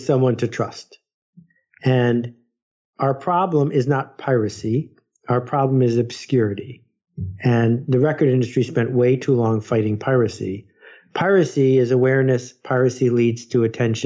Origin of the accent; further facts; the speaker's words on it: United States; I'm an American